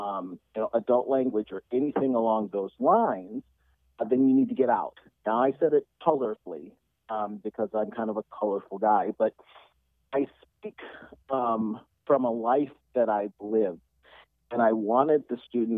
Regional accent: Detroit, Michigan, United States; I'm from Detroit

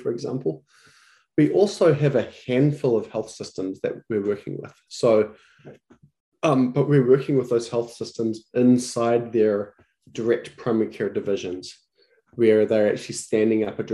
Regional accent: New Zealand; moved away as an adult; now in United States; My background is I'm from New Zealand

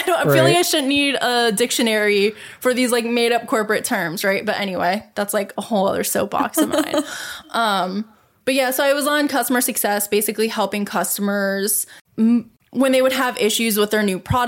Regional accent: Rust Belt, United States; I grew up in the Rust Belt

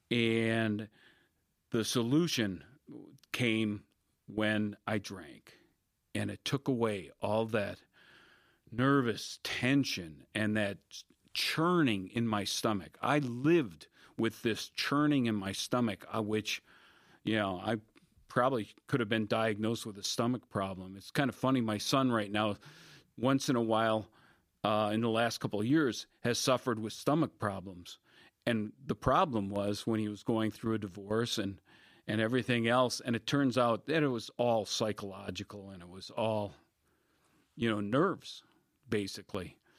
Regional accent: Wisconsin, United States; moved away as an adult; also born or lived in Palo Alto, California / Denver, Colorado; all of them within 60 miles of my hometown

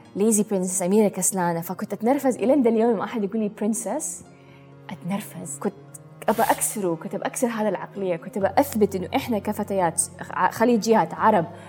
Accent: Jeddah, Makkah Province, Saudi Arabia; moved away; also born or lived in United Arab Emirates; من السعودية من جدة من حي الروضة تربيت

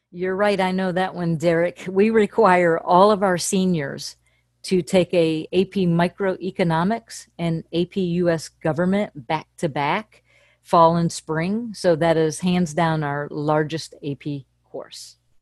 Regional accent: Fairport Harbor, Ohio, United States; moved away as an adult; also born or lived in Akron, Ohio; now in Nashville, United States; I grew up in a little port town in Fairport Harbor, Ohio.

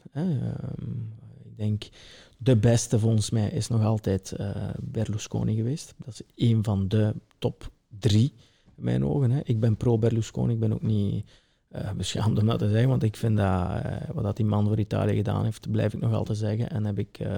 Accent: Belgian Limburg, Flanders, Belgium; ben hier opgegroeid

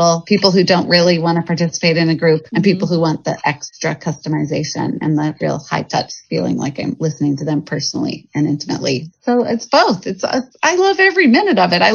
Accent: Evergreen, Colorado, United States; moved away as an adult; also born or lived in Boston / New York; now in Portland, United States; I grew up in Evergreen, Colorado, which was up in the mountains

